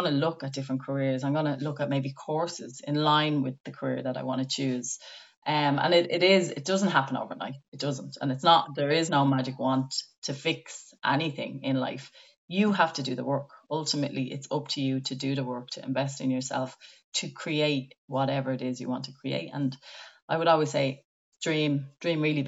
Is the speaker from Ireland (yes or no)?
yes; Ireland; as Irish people